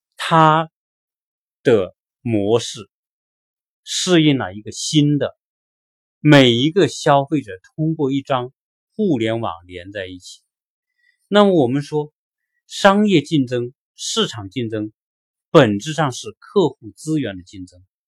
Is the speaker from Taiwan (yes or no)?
no; China; moved away as an adult; now in United States; 我们作为一个中国人，我们在中国生活了几十年，再到美国来